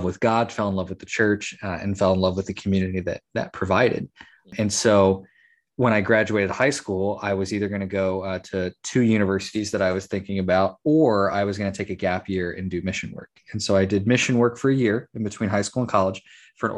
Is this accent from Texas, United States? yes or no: yes; Texas, United States; I was born and raised in Texas, pretty much grew up in small town Texas.